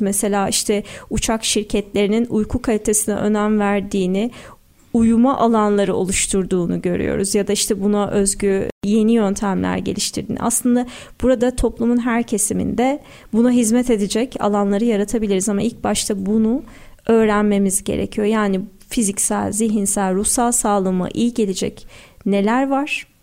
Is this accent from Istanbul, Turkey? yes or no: yes; Istanbul, Turkey; Doğma büyüme Sarıyerliyim, İstanbulluyum.